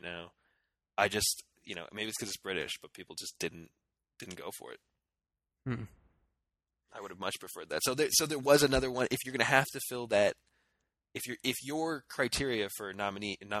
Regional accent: United States; as an American

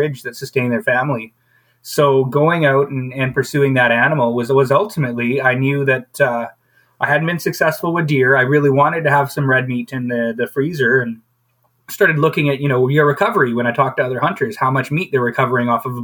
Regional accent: High River, Alberta, Canada; growing up in High River, especially like a farming community

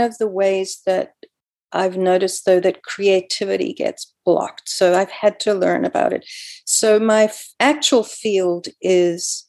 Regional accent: South Africa; moved away as an adult; also born or lived in Canada; I grew up in South Africa and I was virulently anti-apartheid

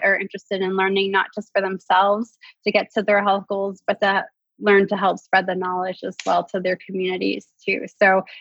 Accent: Canada; as a Canadian

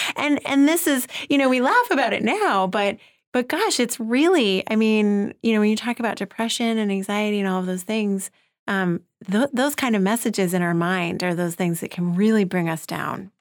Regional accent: New York City, New York, United States; speaking as a New Yorker

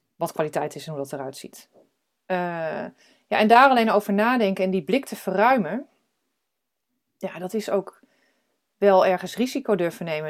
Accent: Drenthe, Netherlands; moved away; also born or lived in United States / Arnhem / Amsterdam; Ik ben geboren in Drenthe

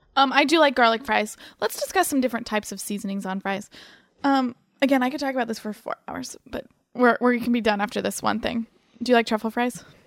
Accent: Ohio, United States; now in New York, United States; I grew up in Ohio

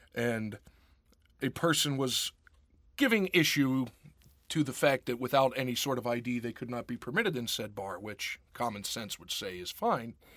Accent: Pittsburgh, Pennsylvania, United States; growing up in Pittsburgh

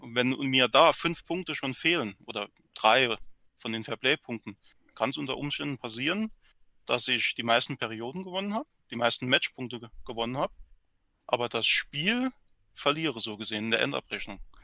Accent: Saarland, Germany; hier bei uns im Saarland

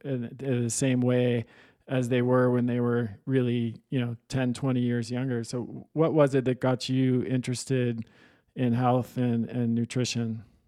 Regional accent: Manhattan Beach, California, United States; I grew up in Manhattan, in Southern California

